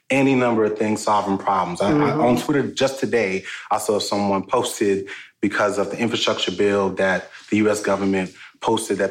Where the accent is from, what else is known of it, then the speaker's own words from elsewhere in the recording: New York City, New York, United States; now in Atlanta, United States; Born and raised in Brooklyn, New York, but I've been in Atlanta for over 20 years.